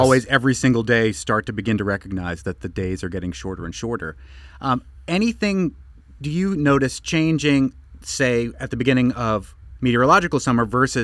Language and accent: English; Boston, Massachusetts, United States; accent: Boston; We both have Boston accents.